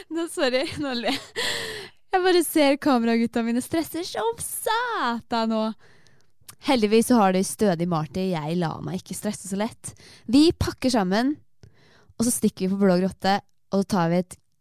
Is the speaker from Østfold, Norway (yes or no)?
yes; Torsnes, Østfold, Norway; moved away; jeg har vært hjemme i, der jeg kommer fra, et sted som heter Torsnes